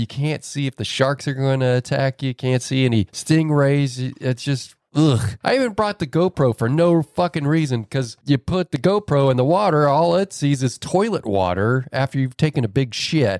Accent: West Coast, United States; now in East Coast, United States; I grew up on the West Coast.

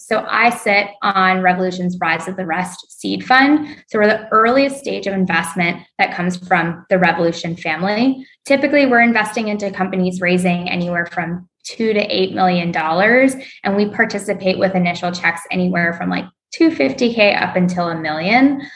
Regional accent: Raleigh, North Carolina, United States; moved away as an adult; also born or lived in Atlanta; I'm from North Carolina, grew up in Raleigh, Durham.

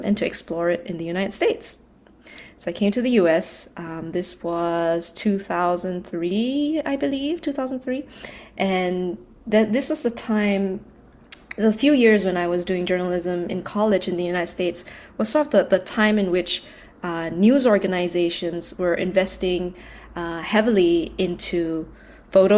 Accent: Malaysia; I was born and raised in Malaysia.

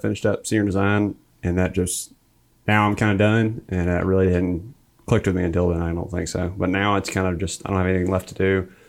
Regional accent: Coleman, Alabama, United States; Originally from Coleman, Alabama.

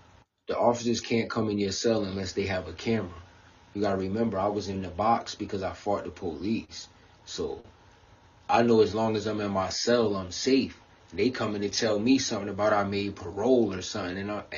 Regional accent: New York, United States; But he still liked me, but because he knew, like, I come from New York. We don't play with police.

